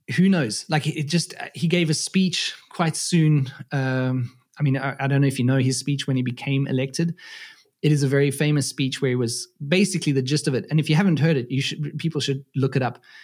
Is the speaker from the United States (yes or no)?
no; South Africa; moved away as an adult; now in Germany; I'm originally from South Africa, uh, born and raised there, and I have been living in Germany now for fourteen years